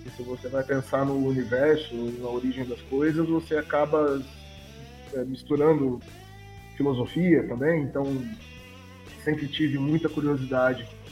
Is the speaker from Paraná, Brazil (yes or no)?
no; interior of São Paulo, Brazil; eu sou daqui do interior de São Paulo